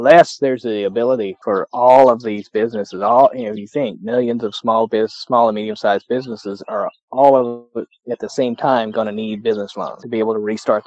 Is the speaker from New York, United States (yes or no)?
no; Kentucky, United States; I grew up on bluegrass. I grew up in Kentucky